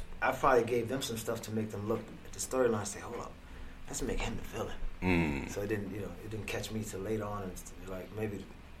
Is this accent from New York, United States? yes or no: yes; Brooklyn, New York, United States; So I'm a kid from Brooklyn that came up in the streets slinging crack and weed and selling guns